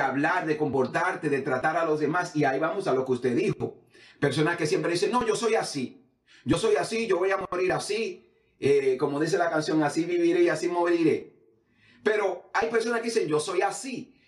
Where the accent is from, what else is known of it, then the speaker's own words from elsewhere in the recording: Samaná, Dominican Republic; now in United States; yo vengo de, un barrio en, en, Samaná, el barrio Wilmore.